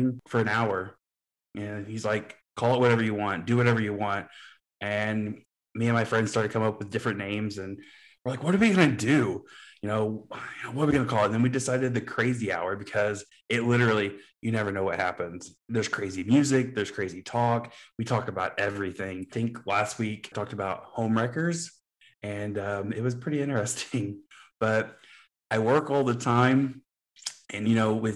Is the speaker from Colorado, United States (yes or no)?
no; Southern Illinois, United States; also born or lived in New York / Kansas City; I'm from Southern Illinois.